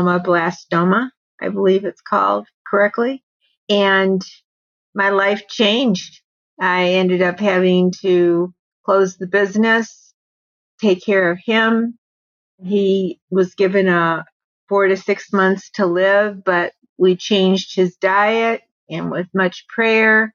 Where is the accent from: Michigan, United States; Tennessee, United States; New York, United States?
Michigan, United States; moved away as an adult; now in Arizona, United States; I'm originally from Michigan